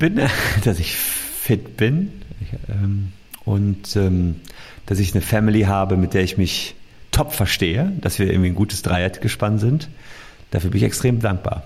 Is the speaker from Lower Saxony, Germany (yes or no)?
no; Gevelsberg, North Rhine-Westphalia, Germany; Mein Vater war irgendwie 20 Jahre Bürgermeister meiner Heimatstadt Gefelsberg. Das ist so bei Ennepetal, Wuppertal rum.